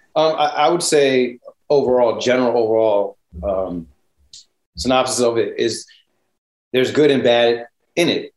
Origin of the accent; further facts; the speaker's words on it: Connecticut, United States; I'm from Connecticut